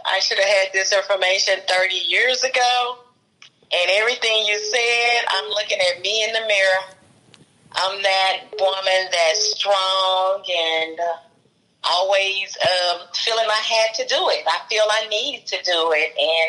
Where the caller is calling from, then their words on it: Nashville, Tennessee, United States; I'm calling from Nashville, Tennessee.